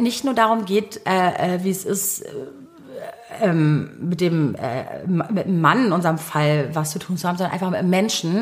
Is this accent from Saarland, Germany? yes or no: no; Berlin, Germany; ich bin gebürtige Berlinerin